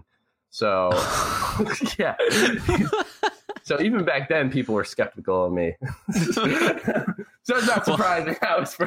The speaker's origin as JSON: {"language": "English", "town": "Chicago", "region": "Illinois", "country": "United States", "tie": "born or raised there", "also_born_or_lived": "North Aurora, Illinois", "said": "I grew up in North Aurora, Illinois, and I lived there till I was 8 or 9. And then my parents, they split up. They got a divorce. So there's that whole thing. So then I moved to the inner city Chicago"}